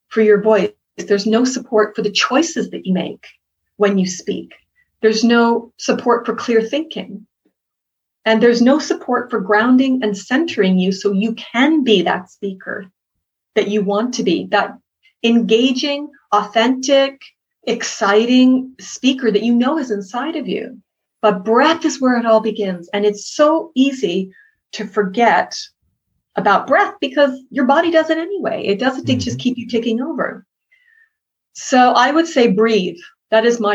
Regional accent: Boston, Massachusetts, United States; I'm from Boston

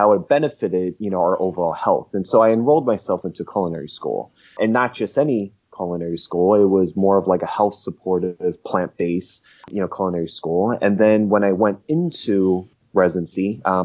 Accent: New Jersey, United States; now in Los Angeles, United States; I'm an American, born and raised in New Jersey, born to immigrant parents. I'm based in Los Angeles right now

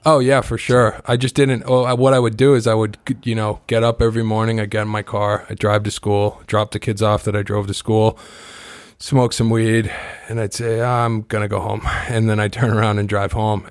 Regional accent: Kingston, Massachusetts, United States; I grew up on the South Shore. I grew up in Kingston

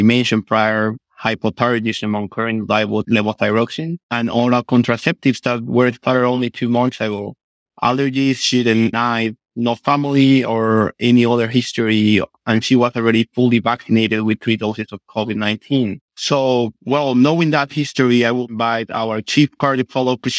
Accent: Guatemala; moved away as an adult; now in Miami, United States; I am from Guatemala, Central American country where I was born, raised, and trained in medicine.

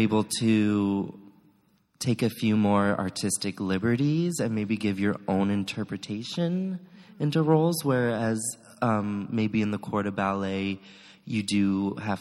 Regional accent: Los Alamos, New Mexico, United States; also born or lived in Chicago, Illinois / Fort Worth, Texas; now in San Francisco, United States; I was born in Los Alamos, New Mexico.

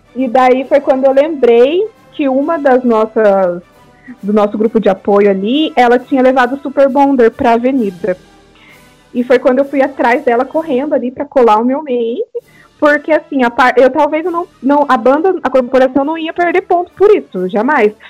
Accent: Paraná, Brazil; eu sou aqui do Paraná

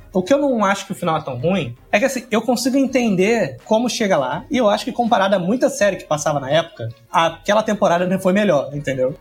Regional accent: Brazil; a gente como brasileiro

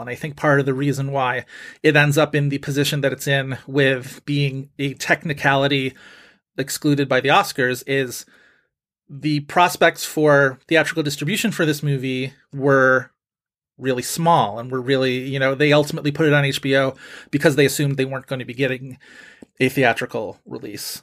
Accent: Buffalo, New York, United States; I grew up in Buffalo, and so we lived close enough to Canada to get, like, the Canadian television

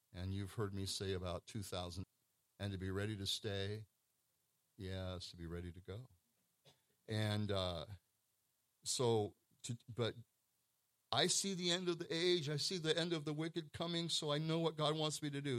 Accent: Pacific Northwest, United States; I come from the Pacific Northwest

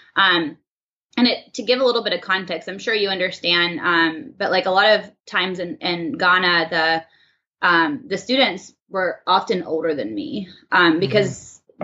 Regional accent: Birmingham, Alabama, United States; moved away as an adult; I'm um, from Birmingham, Alabama. I grew up there.

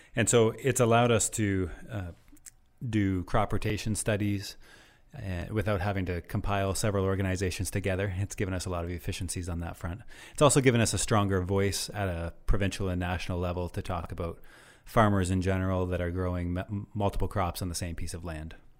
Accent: Nova Scotia, Canada; moved away as an adult; also born or lived in Guelph, Ontario; now in Ontario, Canada; I'm actually from Nova Scotia originally

